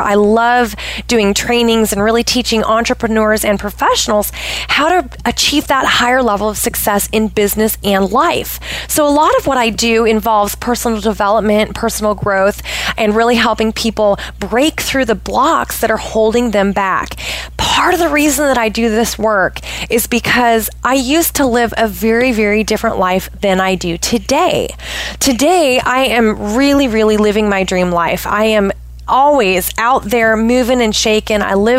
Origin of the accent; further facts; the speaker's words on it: Pacific Northwest, United States; So I am originally from the Pacific Northwest of the United States. I have lived all over the place.